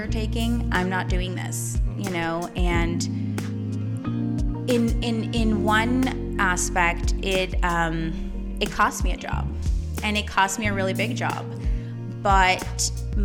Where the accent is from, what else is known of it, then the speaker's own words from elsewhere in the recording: New York, United States; accent: Brooklyn; also born or lived in Kyiv, Ukraine; now in Los Angeles, United States; they came when I was about 2 years old. So I grew up in New York